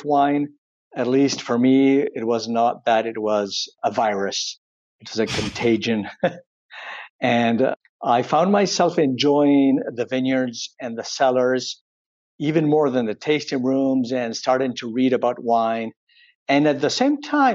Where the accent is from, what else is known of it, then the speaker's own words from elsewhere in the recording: Córdoba, Argentina; moved away as an adult; also born or lived in Silicon Valley, United States; I was raised in Cordoba, in Argentina